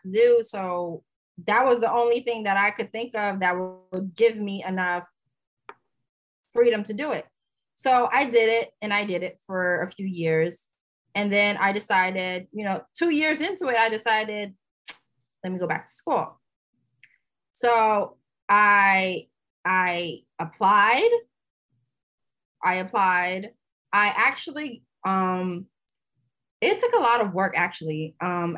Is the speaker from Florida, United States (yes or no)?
yes; Delray Beach, Florida, United States; also born or lived in Haiti / Port St. Lucie, Florida / Tallahassee, Florida; I was raised in Delray Beach